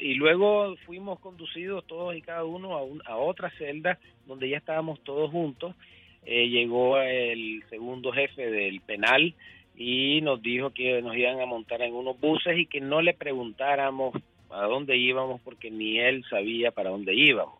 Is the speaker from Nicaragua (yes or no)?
yes; Nicaragua; moved away as an adult; now in United States; yo soy nicaragüense, sido nicaragüense y seré nicaragüense